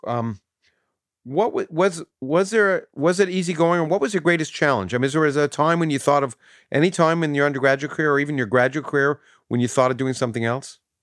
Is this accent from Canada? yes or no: yes; Canada; growing up in Canada